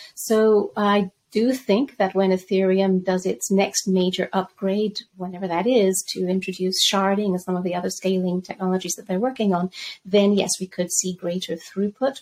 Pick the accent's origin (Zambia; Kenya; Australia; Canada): Zambia; moved away; also born or lived in Spain / London; I grew up in Zambia